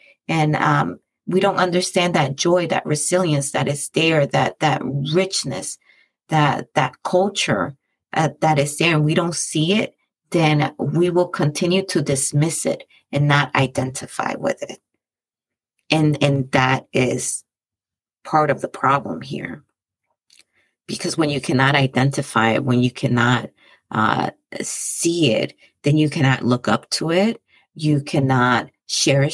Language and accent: English; Dominican Republic; moved away; my home country, the island that I was born